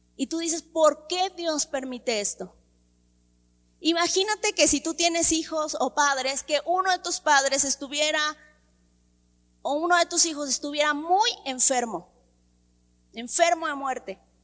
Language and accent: Spanish; Mexico; desde que yo nací hay crisis en mi país. Desde que yo nací. Incluso a mí me tocó que devaluaran el peso mexicano